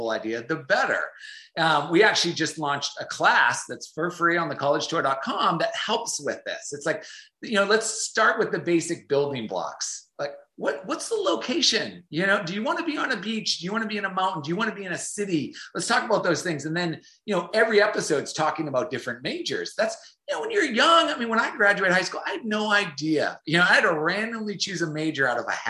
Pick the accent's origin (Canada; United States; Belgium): United States; North Shore of Boston, Massachusetts; moved away as an adult; also born or lived in Jacksonville, Florida; I grew up on the North Shore of Boston.